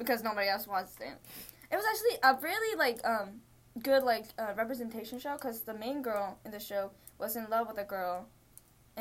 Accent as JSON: {"language": "English", "country": "Pakistan", "said": "I'm Pakistani"}